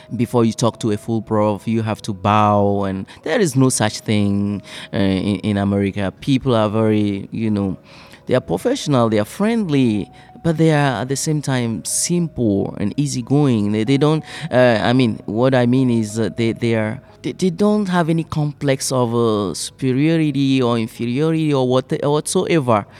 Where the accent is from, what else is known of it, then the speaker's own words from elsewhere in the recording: Togo; English is a second language; moved away as an adult; now in Flint, United States; I come from Togo, uh, a French speaking country in West Africa